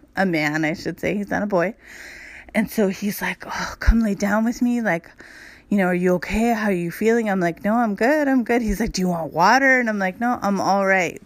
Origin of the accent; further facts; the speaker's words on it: Los Angeles, California, United States; I grew up in Hollywood